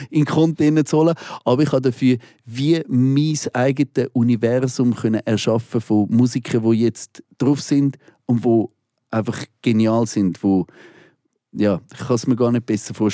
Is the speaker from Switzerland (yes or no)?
yes; Switzerland; Weil die Leute sollen hören, ich komme aus der Schweiz.